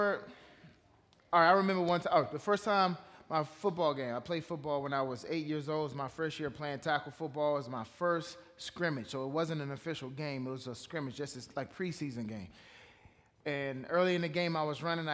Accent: Washington, District of Columbia, United States; I grew up in Washington, D.C. I was born in Washington, D.C., grew up in that metropolitan area.

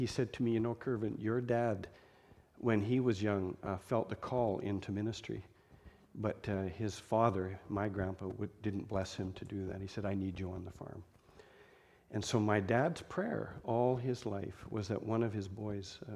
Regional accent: Delia, Alberta, Canada; I grew up on a farm. My hometown was Delia. Delia, Alberta.

